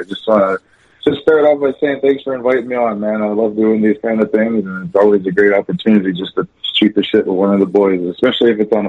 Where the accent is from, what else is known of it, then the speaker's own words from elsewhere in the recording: Elsipogtog First Nation, New Brunswick, Canada; also born or lived in Dalhousie; I was born and raised in Elsie Vuktuk First Nation, New Brunswick.